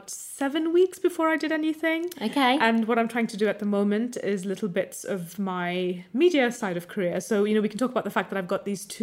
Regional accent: India; also born or lived in United States; I grew up in America and India, mm. and particularly in India, there was a huge emphasis on studying maths and science

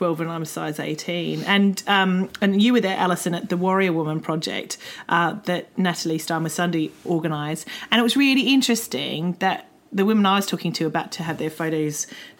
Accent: Australia; moved away; I came from Australia, which is a very sporty culture.

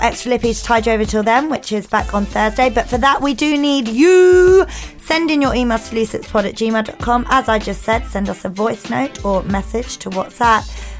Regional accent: Milton Keynes, South East England, United Kingdom; now in Cheshunt, United Kingdom; I grew up in Milton Keynes. I learnt to drive in Milton Keynes, home of the roundabout.

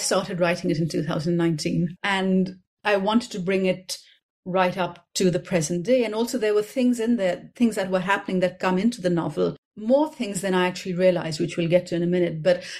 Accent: Karachi, Sindh, Pakistan; This is another version of the kind of thing I grew up with in Karachi.

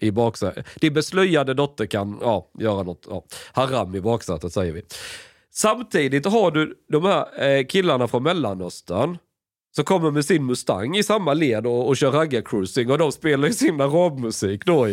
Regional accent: Sweden; Jag är född i Sverige

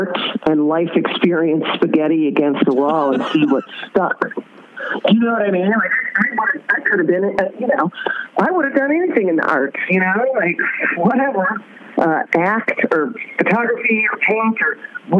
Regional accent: Oak Lawn, Illinois, United States; I am Southwest Suburbs. But, you know, I'm from Oaklawn, but, you know, I worked in the city once I graduated high school

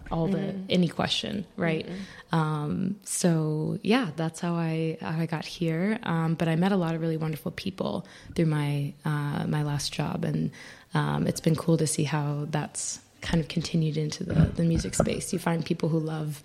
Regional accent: Charlotte, North Carolina, United States; moved away as an adult; now in New York, United States; from Charlotte, North Carolina. So from the South, and I moved to New York 7 years ago, 2015

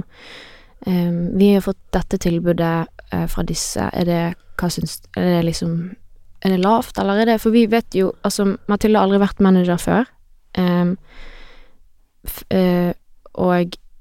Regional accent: Voss, Vestland, Norway; now in Bergen, Norway; Det er der jeg er fra

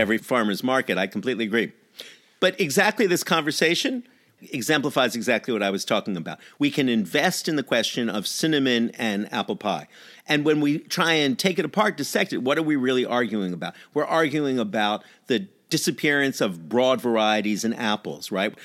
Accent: New York, United States; I am a New Yorker

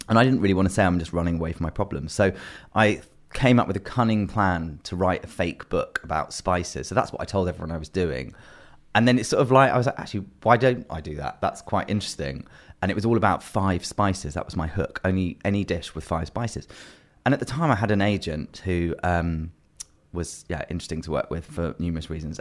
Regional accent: London, United Kingdom; growing up in London

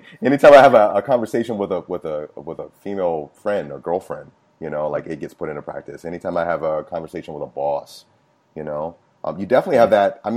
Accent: Chesapeake, Virginia, United States; Grew up in Chesapeake, Virginia

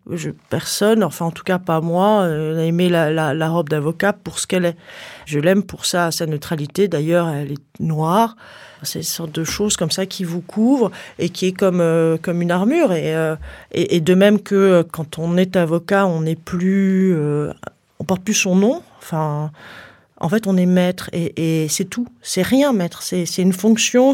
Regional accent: Paris, Île-de-France, France; j'habite à Paris, je suis née à Paris

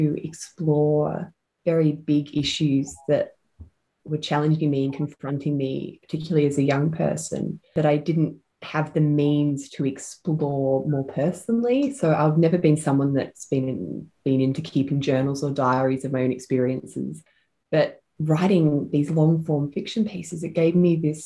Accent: Ormond, Victoria, Australia; also born or lived in Malvern; now in Silvan, Australia; I grew up in my grandma's house with my mum in Ormond, so sort of Bayside

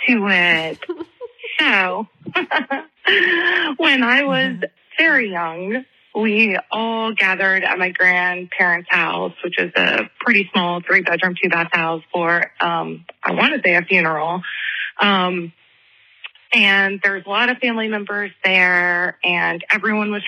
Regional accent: Charleston, South Carolina, United States; I'm from Charleston, South Carolina

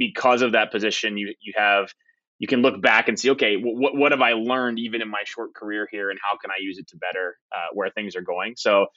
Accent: Southwest Ohio, United States; I grew up in Southwest Ohio

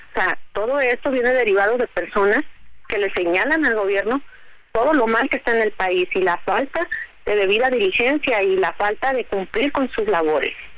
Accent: Mexico; los que somos mexicanos, los que pagamos impuestos, los que vivimos aquí

